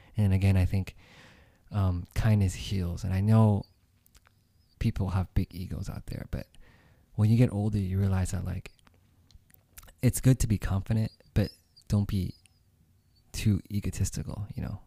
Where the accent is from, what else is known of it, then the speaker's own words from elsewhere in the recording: United States; I grew up here myself